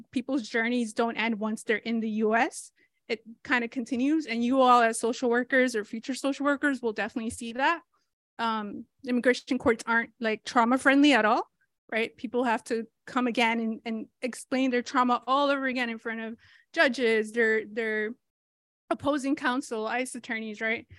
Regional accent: Rhode Island, United States; also born or lived in Mexico; I grew up undocumented in Rhode Island

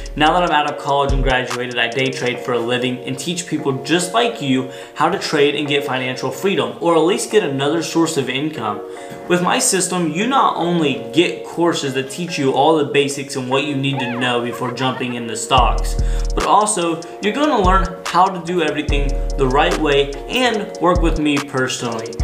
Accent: Detroit, Michigan, United States; I grew up in Motown

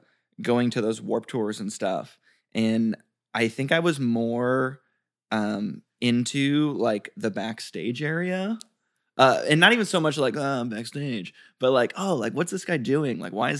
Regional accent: Detroit, Michigan, United States; born or raised there

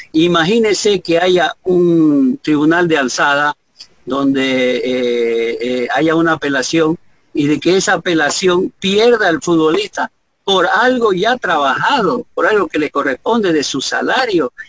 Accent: Bolivia

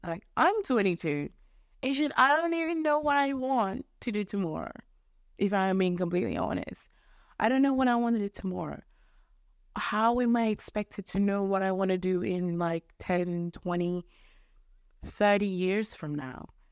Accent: Mozambique; accent: mixture of English, American, Australian, Mozambican; English is a second language; Mozambique is where I'm from

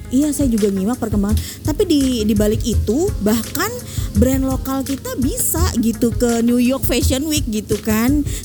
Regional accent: Palangkaraya, Central Kalimantan, Indonesia; SMP itu di uh, Kalimantan Tengah tepatnya kota Palangkaraya.

